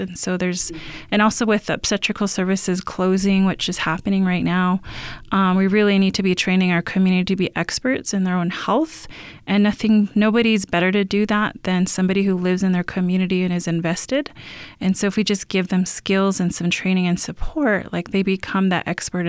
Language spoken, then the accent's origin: English; Shasta, California, United States; like I grew up in Shasta